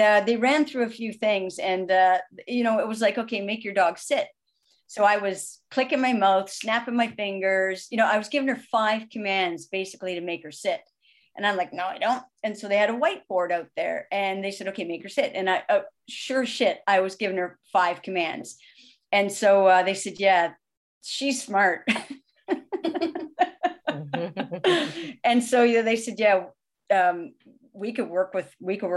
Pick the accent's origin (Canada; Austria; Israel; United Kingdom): Canada; I'm Canadian